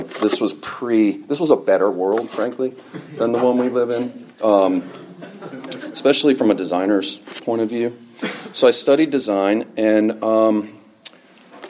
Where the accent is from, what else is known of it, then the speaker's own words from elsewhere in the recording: Fairfield, Connecticut, United States; I grew up in Fairfield, Connecticut, right down the road